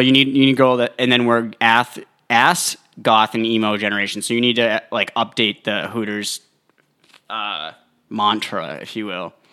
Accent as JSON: {"language": "English", "region": "New Hampshire", "country": "United States", "said": "I'm from New Hampshire."}